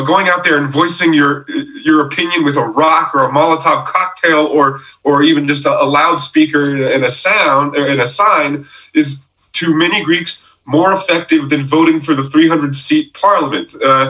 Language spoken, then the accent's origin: English; United States; I am by no means wagging the finger as an American, because democracy is also ridiculous and crumbling and falling apart in my country